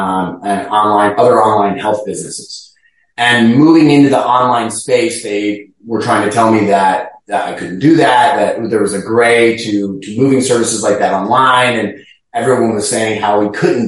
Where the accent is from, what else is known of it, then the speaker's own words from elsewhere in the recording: Chicago, Illinois, United States; also born or lived in Cincinnati, Ohio / Tampa, Florida; now in St. Petersburg, United States; I'm originally from Chicago